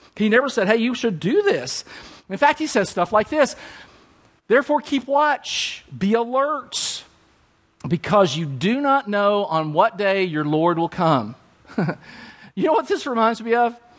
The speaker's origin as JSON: {"language": "English", "town": "Danville", "region": "Kentucky", "country": "United States", "tie": "born or raised there", "said": "I grew up at Gethsemane Baptist Church, Danville, Kentucky. That's my hometown"}